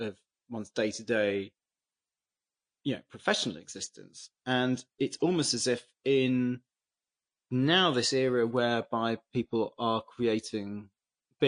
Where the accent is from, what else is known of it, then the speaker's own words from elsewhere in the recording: England, United Kingdom; as an English person